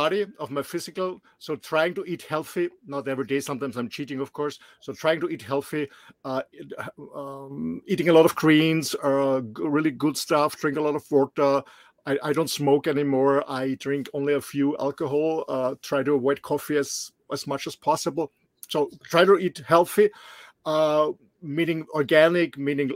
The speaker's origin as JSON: {"language": "English", "country": "Austria", "tie": "born or raised there", "also_born_or_lived": "Mallorca", "second_language": "English", "moved": "as an adult", "said": "I'm born and raised in a small but beautiful country in the middle of Europe, in Austria."}